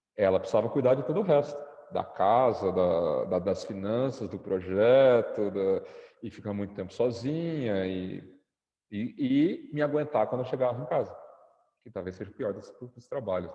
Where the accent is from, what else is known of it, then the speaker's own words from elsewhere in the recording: Brazil; moved away as an adult; now in Egypt; eu sou brasileiro